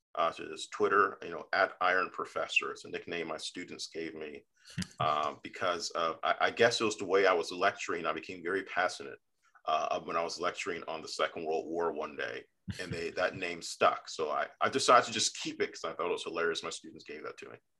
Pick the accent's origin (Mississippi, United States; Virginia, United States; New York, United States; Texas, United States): Virginia, United States; Fairfax County, Northern; being a Northern Virginian from Fairfax County, which is General Washington's county